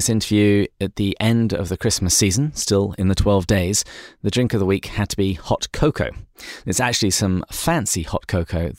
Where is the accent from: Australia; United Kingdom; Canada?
United Kingdom; England; moved away; my home country of England